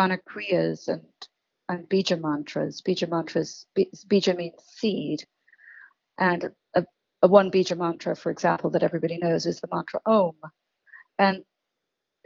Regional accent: Scotland, United Kingdom; the bagpipe drone, which is what I grew up with in Scotland

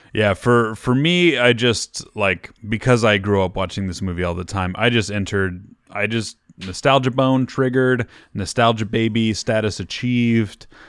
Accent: Midwest, United States; I'm also from the Midwest

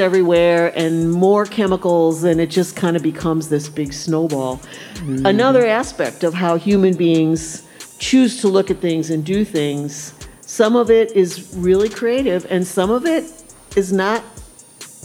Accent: Wisconsin, United States; now in St. Louis, United States; I didn't grow up here. I grew up in Wisconsin.

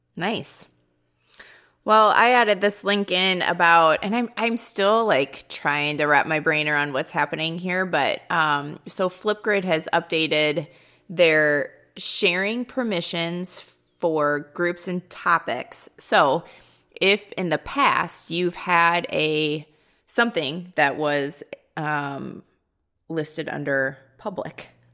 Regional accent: Midwest, United States; accent: Midwestern; I have the Midwestern accent and I'm a little out of place

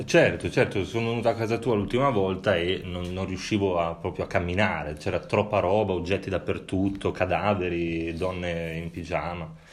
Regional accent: Sardinia, Italy; i miei antenati, eh, essendo sardo

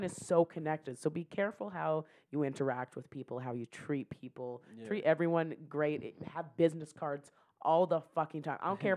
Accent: Saskatchewan, Canada; now in Calgary, Canada; I was born in Saskatchewan, then I grew up in a town of 400 people

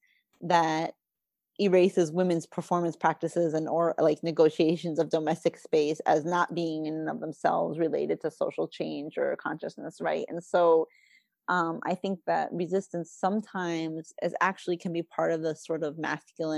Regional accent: New Jersey, United States; I'm not Italian, but I grew up in New Jersey

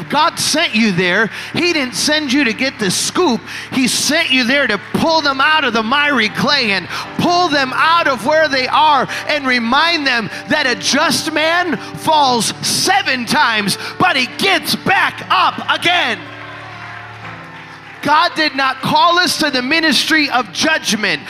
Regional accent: Chicago, Illinois, United States; growing up in Chicago

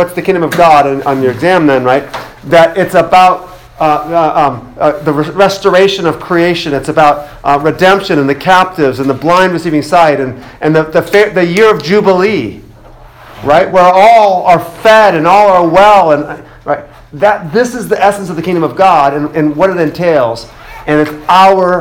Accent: Boston, Massachusetts, United States; I'm from Boston

